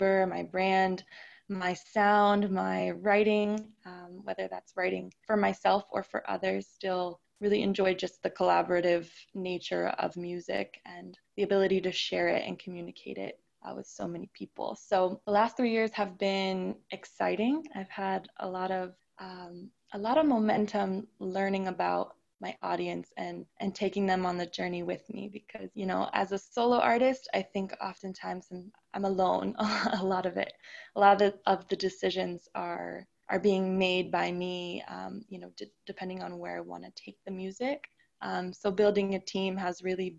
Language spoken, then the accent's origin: English; San Diego, California, United States; moved away as an adult; also born or lived in Los Angeles, United States; now in Toronto, Canada; I'm a 26-year-old recording artist by way of San Diego, California. I reside in Toronto, Ontario, Canada, quite different from my hometown.